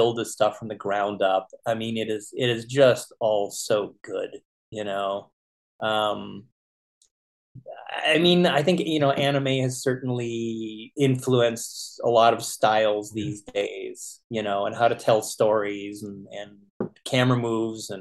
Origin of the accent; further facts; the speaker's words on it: Winnipeg, Manitoba, Canada; growing up in Winnipeg, Canada